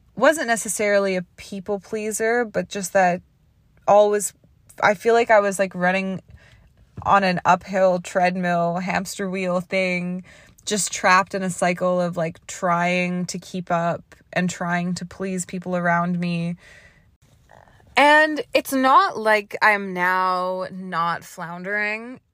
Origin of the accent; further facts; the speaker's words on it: Canada; moved away; also born or lived in Toronto; being Canadian or, like, the way I was raised